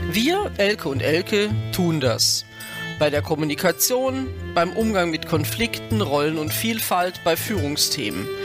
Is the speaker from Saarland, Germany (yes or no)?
yes; Saarland, Germany; born there; also born or lived in Frankfurt; Ja, geboren bin ich im Saarland.